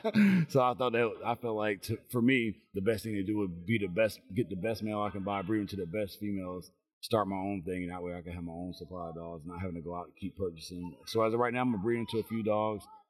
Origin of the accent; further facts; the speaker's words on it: Chicago, Illinois, United States; now in McDonough, Georgia, United States; originally I'm from Chicago. Um, I live in, in McDonough, Georgia